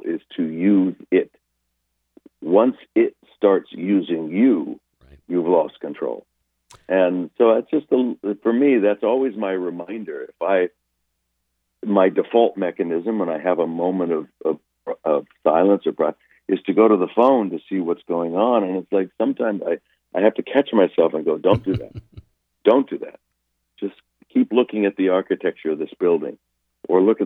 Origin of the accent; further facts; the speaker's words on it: Los Angeles, California, United States; back in the day when I was growing up in Los Angeles